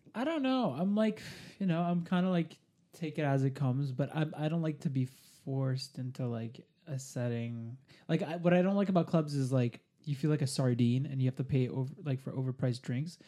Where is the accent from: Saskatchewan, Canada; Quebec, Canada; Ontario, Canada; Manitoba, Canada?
Quebec, Canada; Montreal; now in Toronto, Canada; I'm, I'm from Montreal